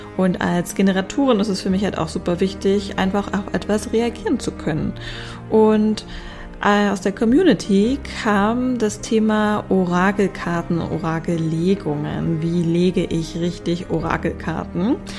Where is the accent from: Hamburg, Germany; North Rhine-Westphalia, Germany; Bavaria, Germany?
Hamburg, Germany; bei uns in Hamburg